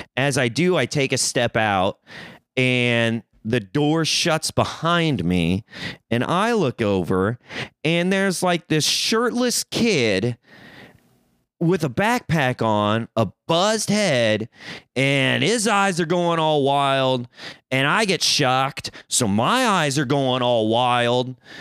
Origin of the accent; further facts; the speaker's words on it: Missouri, United States; moved away as an adult; now in Los Angeles, United States; I'm a country boy. I'm from Missouri.